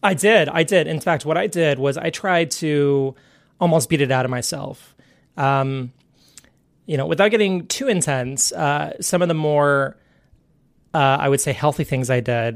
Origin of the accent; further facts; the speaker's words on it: Central Texas, United States; I was raised in the South, uh, in Central Texas